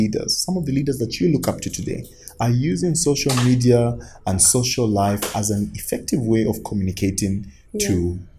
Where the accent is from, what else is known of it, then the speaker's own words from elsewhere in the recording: Copperbelt Province, Zambia; also born or lived in Chingola / Kitwe / Luanshya / Ndola; I was born and bred in the Copper Belt.